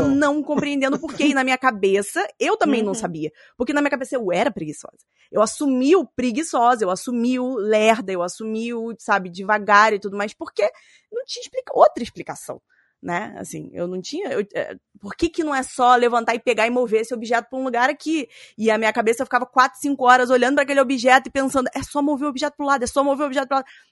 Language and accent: Portuguese; Rio de Janeiro, Brazil; accent: chiado carioca; now in São Paulo, Brazil; eu moro em São Paulo, mas eu nasci no Rio de Janeiro, então eu vou chiar um pouquinho no microfone